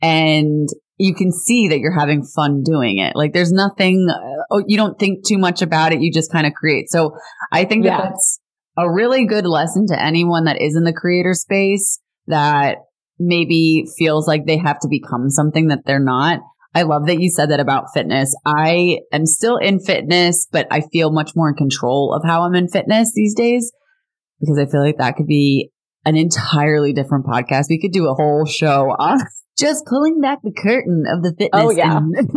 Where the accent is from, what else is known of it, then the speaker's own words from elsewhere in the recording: New Jersey, United States; I grew up in Jersey